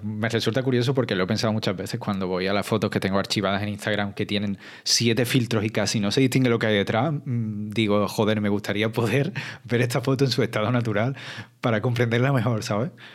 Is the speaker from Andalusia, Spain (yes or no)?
yes; Andalusia, Spain; como andaluz